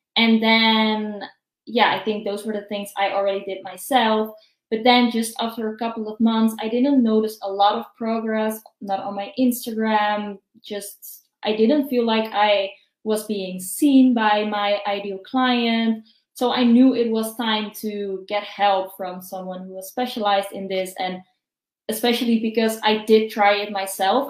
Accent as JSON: {"language": "English", "country": "Netherlands", "said": "I'm from the Netherlands"}